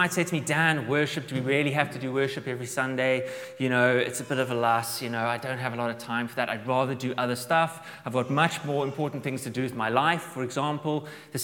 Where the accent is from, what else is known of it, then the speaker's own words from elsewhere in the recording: South Africa; now in Dublin, Ireland; I'm from South Africa, so we are big camping fans